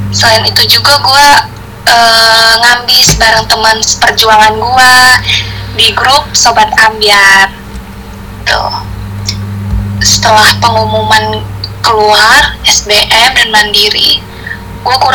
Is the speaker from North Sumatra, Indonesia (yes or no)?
yes; Kisaran, North Sumatra, Indonesia; Asal gue dari Isaran, Sumatera Utara. Sekarang gue kuliah di Trisakti.